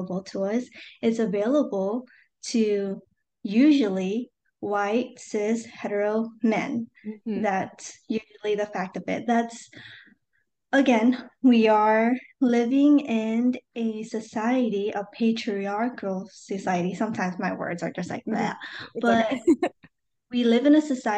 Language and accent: English; United States; I am a first-generation Asian American